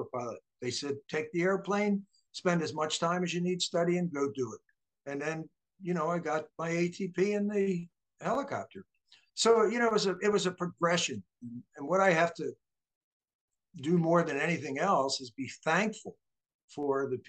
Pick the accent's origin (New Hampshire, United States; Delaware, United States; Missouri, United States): Delaware, United States; also born or lived in New Jersey / Baltimore, Maryland; I grew up in Delaware, although I was actually born in New Jersey